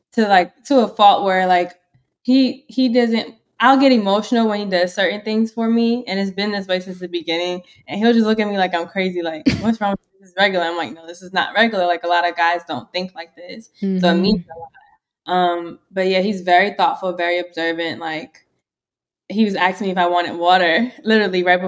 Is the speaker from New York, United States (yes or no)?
yes; New York, United States; moved away as an adult; now in Philadelphia, United States; I'm from New York